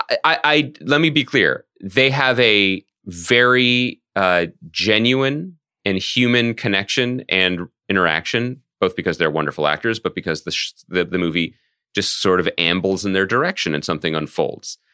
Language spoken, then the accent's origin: English; Philadelphia, Pennsylvania, United States; moved away; also born or lived in New York; our hometown